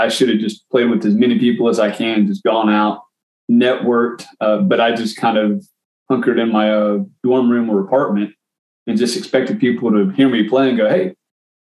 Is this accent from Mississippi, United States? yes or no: yes; Mississippi, United States; moved away; also born or lived in Nashville; the small town that I grew up in Mississippi